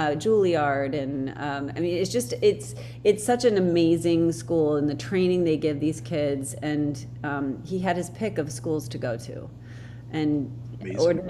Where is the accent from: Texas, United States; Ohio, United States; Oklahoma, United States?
Ohio, United States; Akron; now in Los Angeles, United States; I'm from Akron